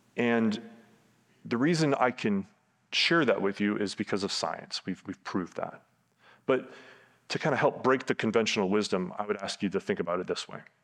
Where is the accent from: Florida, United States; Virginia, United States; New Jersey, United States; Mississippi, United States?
Florida, United States; Tampa; Where I grew up in Tampa